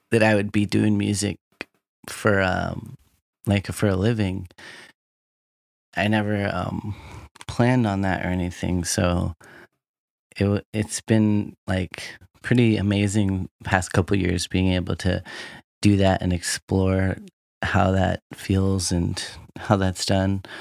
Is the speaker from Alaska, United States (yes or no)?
yes; Anchorage, Alaska, United States; born or raised there